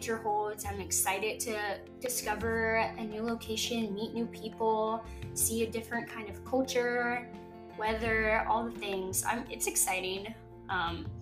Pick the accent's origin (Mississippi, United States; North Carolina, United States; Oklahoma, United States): Mississippi, United States; moved away as an adult; now in California, United States; We are both originally from Mississippi, mm-hmm. and we moved here in 2019 because of Air Force